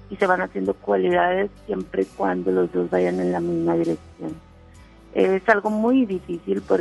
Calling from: Solidaridad, Quintana Roo, Mexico; de acá de Solidaridad.

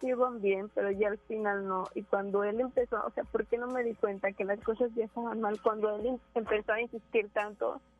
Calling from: Monterrey, Nuevo León, Mexico; De Monterrey.

